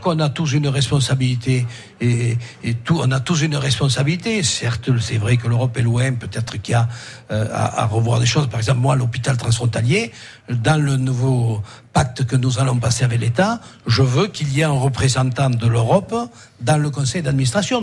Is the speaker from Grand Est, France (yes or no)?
no; Bourg-Madame, Occitania, France; nous, à Bourg-Madame, moi je suis de Bourg-Madame